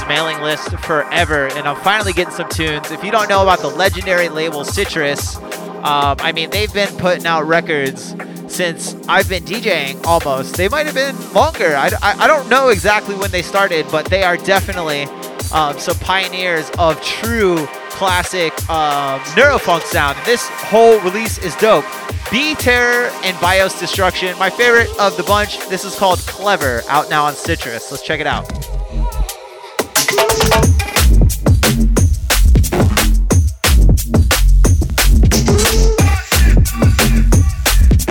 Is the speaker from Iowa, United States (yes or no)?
no; Florida, United States; moved away; I'm from Florida originally